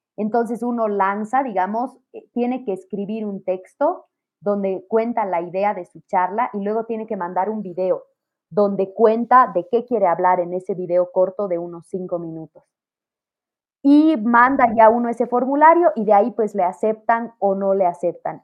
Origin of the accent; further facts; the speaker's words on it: Bolivia; como latinos y pienso que como bolivianos, muchas familias hemos experimentado en algunos momentos falta de dinero